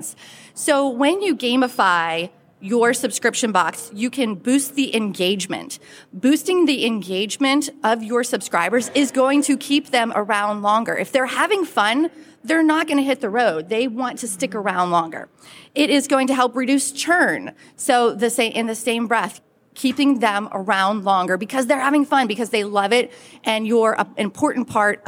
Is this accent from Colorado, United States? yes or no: no; Pittsburgh, Pennsylvania, United States; now in Western North Carolina, United States; I am originally from the Pittsburgh, Pennsylvania area, bleed black and gold, but now I live in the Blue Ridge Mountains of Western North Carolina